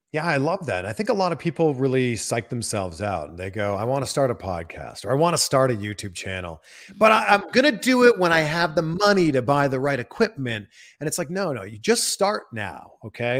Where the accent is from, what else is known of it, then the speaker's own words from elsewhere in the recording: Pickering, Ontario, Canada; moved away; I'm from Pickering, Ontario